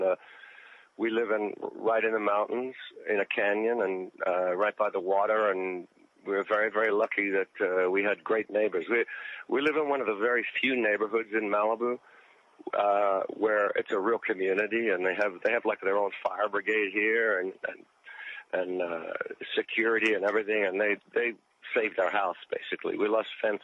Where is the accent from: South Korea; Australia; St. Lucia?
Australia; moved away as an adult; also born or lived in Sydney / England; now in United States; I grew up in Australia, out in the country